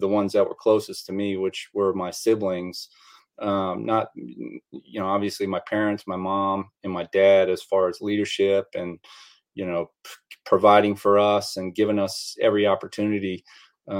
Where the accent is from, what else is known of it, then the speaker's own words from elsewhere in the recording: Bowie, Maryland, United States; I grew up in a town called Bowie, Maryland, which is about 15 miles northeast of Washington, D.C.